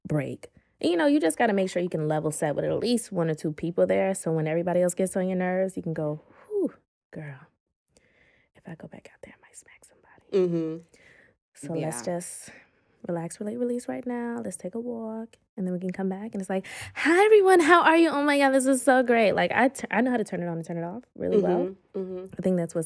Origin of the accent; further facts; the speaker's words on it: United States; being American